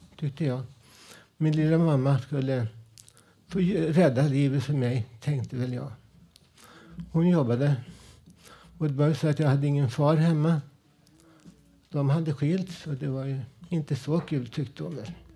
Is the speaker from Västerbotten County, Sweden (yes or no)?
no; Stockholm, Stockholm County, Sweden; also born or lived in Husby / Blackeberg; min uppväxt ute i Vällingby med mina polare